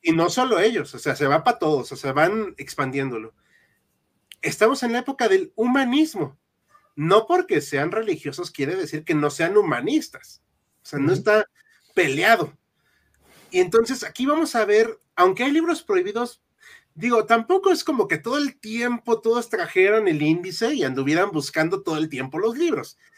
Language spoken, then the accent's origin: Spanish; Mexico; somos mexicanos